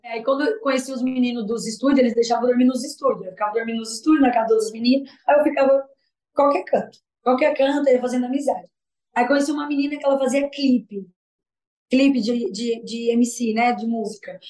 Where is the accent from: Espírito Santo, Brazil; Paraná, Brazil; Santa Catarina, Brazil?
Santa Catarina, Brazil; Capivari de Baixo; also born or lived in Forquilhinha, Santa Catarina; nasci em Santa Catarina, Forquilinha, né? Morei ali em uma mas fiquei morando mais em Capivari de Baixo